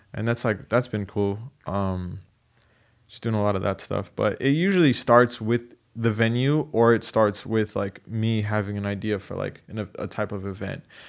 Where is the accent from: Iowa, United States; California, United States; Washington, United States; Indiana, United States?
California, United States; San Diego; I was born in San Diego